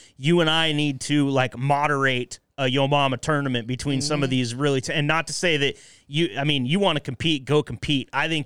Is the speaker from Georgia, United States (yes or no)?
no; Enterprise, Oregon, United States; Enterprise, my hometown, little podunk, Northeast Oregon ass town